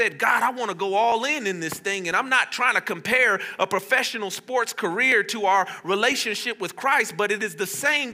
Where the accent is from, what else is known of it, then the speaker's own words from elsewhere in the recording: Las Vegas, Nevada, United States; also born or lived in Fresno; I grew up here in Vegas, obviously, and I played at Cimarron Memorial High School